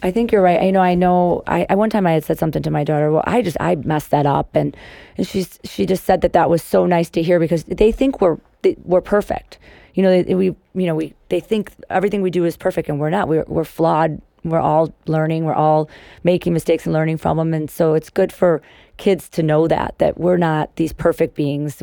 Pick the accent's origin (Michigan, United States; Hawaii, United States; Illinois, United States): Illinois, United States; Cary; also born or lived in Chicago; I grew up in Cary